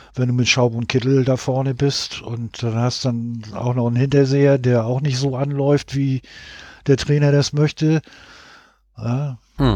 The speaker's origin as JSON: {"language": "German", "region": "Hamburg", "country": "Germany", "said": "ich komme aus Hamburg"}